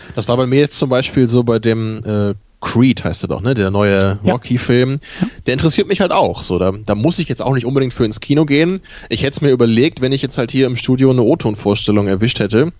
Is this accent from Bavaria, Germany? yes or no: no; Rotenburg, Lower Saxony, Germany; ich bin ja in, in Rotenburg-Wimme aufgewachsen